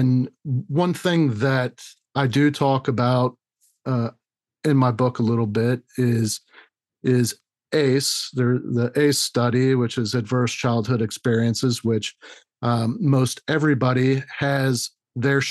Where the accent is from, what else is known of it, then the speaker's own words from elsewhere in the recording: Orlando, Florida, United States; I was born and raised in Orlando